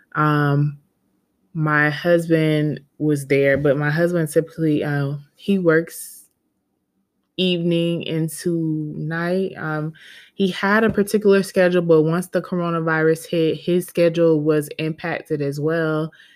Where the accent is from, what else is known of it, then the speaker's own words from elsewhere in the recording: Georgia, United States; I'm, was born and raised in Georgia.